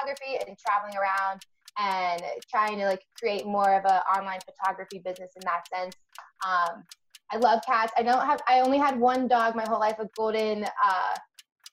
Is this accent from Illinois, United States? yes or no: no; Pittsburgh, Pennsylvania, United States; moved away as an adult; now in Los Angeles, United States; I'm from Pittsburgh, PA